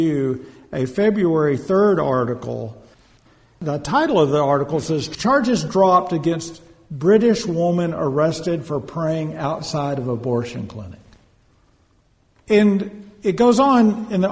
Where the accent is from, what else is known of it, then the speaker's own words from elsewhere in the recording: United States; as American Christians